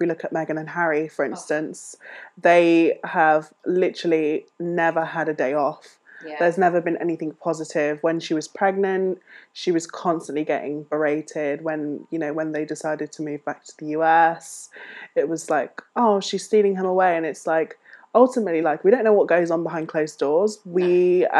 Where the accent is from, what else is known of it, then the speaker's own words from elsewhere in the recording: United Kingdom; we as British people